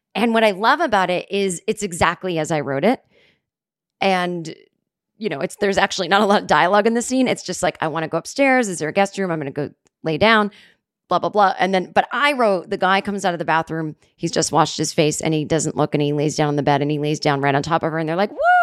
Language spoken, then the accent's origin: English; Massachusetts, United States; growing up in Massachusetts in the seventies